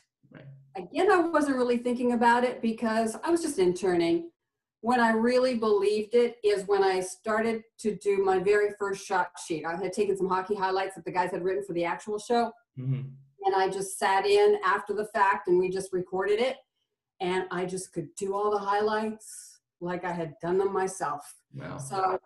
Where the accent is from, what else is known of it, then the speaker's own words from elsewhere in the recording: New York, United States; Well, we had season tickets to all the Bills and Sabres games because I grew up in the Niagara region there.